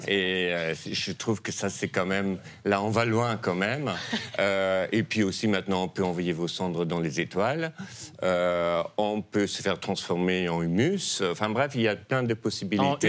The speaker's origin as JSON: {"language": "French", "country": "Netherlands", "second_language": "French", "moved": "yes", "said": "je viens des Pays-Bas, qui sont un royaume"}